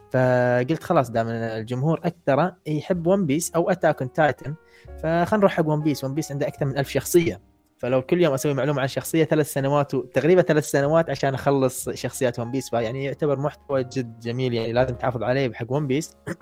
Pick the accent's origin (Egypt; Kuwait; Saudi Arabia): Kuwait; عندنا بالكويت